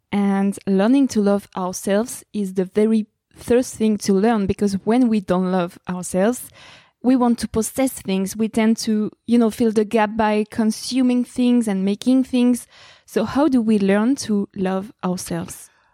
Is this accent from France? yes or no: yes; France; accent: French; English is a second language; I have a very big French accent.